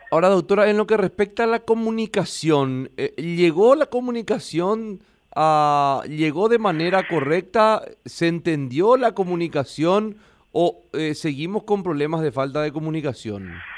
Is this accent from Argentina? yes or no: no; Paraguay; como el paraguayo siempre nos estamos acostumbrados a hacer las cosas a última hora